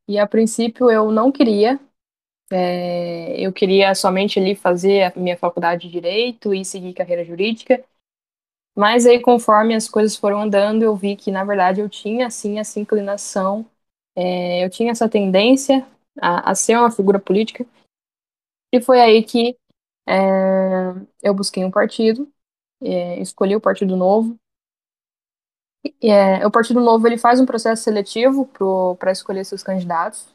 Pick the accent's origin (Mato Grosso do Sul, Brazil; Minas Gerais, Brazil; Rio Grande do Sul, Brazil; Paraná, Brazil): Mato Grosso do Sul, Brazil; Campo Grande; sou aqui de Campo Grande, Mato Grosso do Sul, capital do Mato Grosso do Sul